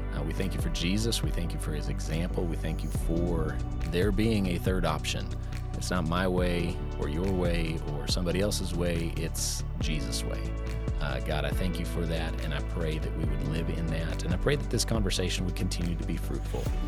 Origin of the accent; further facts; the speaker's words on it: Intermountain West, United States; in my family, growing up in the Intermountain West